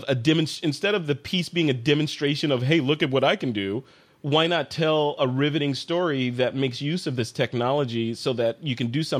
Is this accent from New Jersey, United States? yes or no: no; Chicago, Illinois, United States; moved away; Hey, that's my hometown, man. If I can't get away flying a drone over Lake Michigan